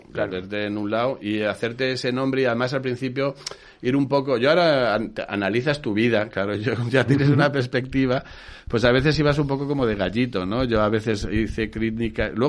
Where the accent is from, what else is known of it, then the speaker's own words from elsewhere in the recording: Burgos, Castile and León, Spain; que es amigo mío de Burgos también, yo soy de Burgos